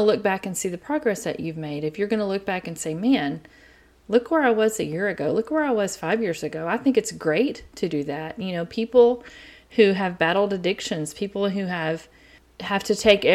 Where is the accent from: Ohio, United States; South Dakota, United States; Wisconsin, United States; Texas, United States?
Texas, United States; East; accent: East Texas; I have an East Texas accent